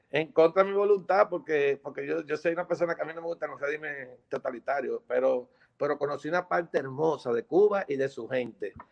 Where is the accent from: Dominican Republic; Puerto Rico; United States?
Dominican Republic; Entonces, en mi país, República Dominicana, en ese entonces, había una escasez de combustible.